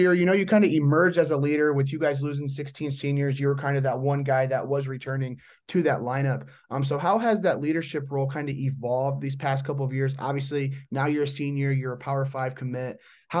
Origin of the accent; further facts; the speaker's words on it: Indiana, United States; I'm from Indiana, so like, I mean, we're country, but we're not like that country.